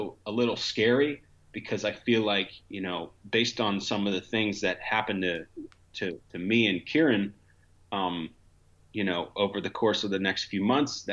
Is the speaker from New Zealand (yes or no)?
no; Montgomery County, Pennsylvania, United States; also born or lived in Philadelphia; I was born and raised in Montgomery County, Pennsylvania